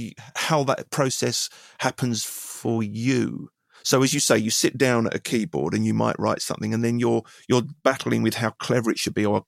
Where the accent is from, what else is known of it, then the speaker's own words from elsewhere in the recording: England, United Kingdom; I'm an Englishman and therefore I'm from these islands and I need to say something that is of these islands and is of my experience.